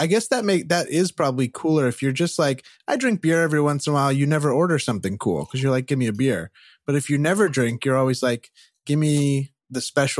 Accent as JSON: {"language": "English", "town": "Rocklin", "region": "California", "country": "United States", "tie": "born or raised there", "moved": "yes", "said": "the one that I grew up in Northern California outside of Sacramento"}